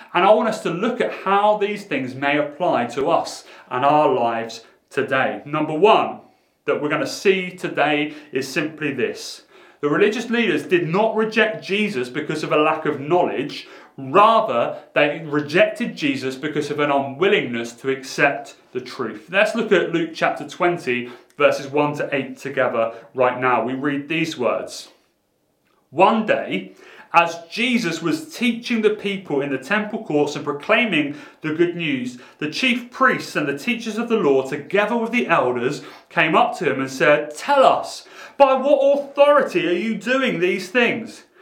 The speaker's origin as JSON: {"language": "English", "town": "Portsmouth", "region": "South East England", "country": "United Kingdom", "tie": "born or raised there", "said": "growing up in Portsmouth in a quite a rough school"}